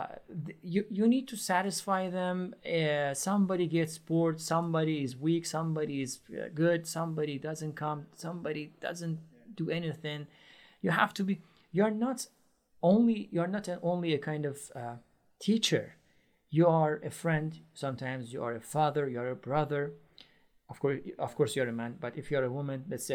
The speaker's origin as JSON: {"language": "English", "country": "Iran", "second_language": "English", "moved": "as an adult", "lives_now": "Istanbul, Turkey", "said": "I am originally from Iran. But I live in Istanbul, Turkey"}